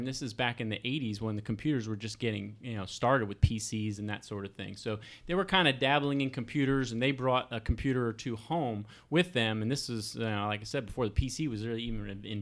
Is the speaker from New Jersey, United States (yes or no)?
yes; Madison, New Jersey, United States; moved away as an adult; also born or lived in Ohio; now in Columbus, United States; We lived in a suburb in New Jersey, so just had my elementary school and high school years there in a town called Madison, New Jersey